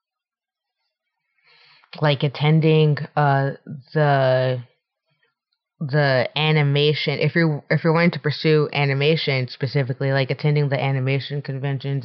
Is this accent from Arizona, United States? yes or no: yes; Scottsdale, Arizona, United States; moved away as an adult; now in Los Angeles, United States; I'm from Arizona. Scottsdale